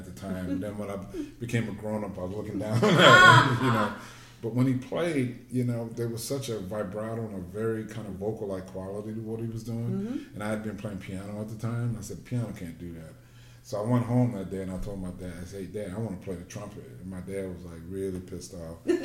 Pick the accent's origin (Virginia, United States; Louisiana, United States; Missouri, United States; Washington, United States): Louisiana, United States; New Orleans; growing up in New Orleans